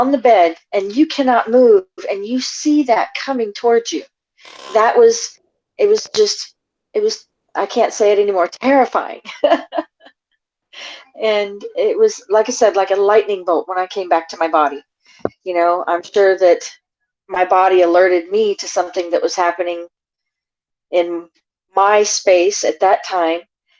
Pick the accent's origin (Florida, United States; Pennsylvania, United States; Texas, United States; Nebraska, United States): Florida, United States; I'm from Florida. Military family, in and out of different countries.